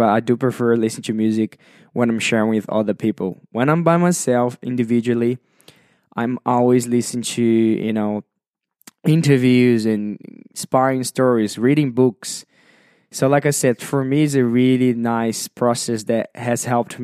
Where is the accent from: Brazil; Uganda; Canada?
Brazil; English is a second language; moved away as an adult; now in Sydney, Australia; I was born and raised in Brazil, and at the age of 21